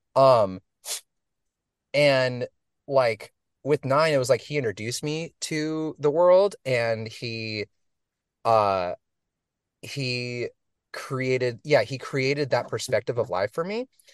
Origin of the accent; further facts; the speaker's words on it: Portland, Oregon, United States; moved away as an adult; also born or lived in Los Angeles; I, I was from Portland